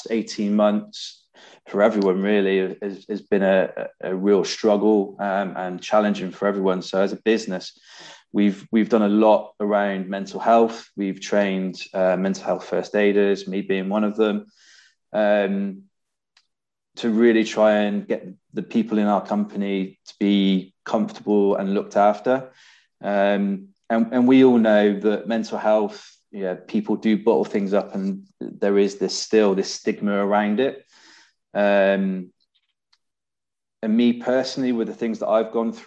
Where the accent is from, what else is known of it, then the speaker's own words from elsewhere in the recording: Bristol, South West England, United Kingdom; moved away as an adult; now in Leeds, United Kingdom; I was born and raised in Bristol